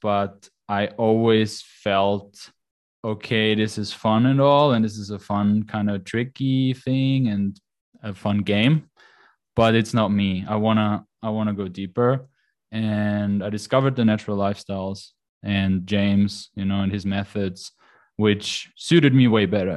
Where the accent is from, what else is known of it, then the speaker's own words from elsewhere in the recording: Austria; moved away as an adult; I'm Austrian. So, I grew up in Austria. I grew up on the countryside.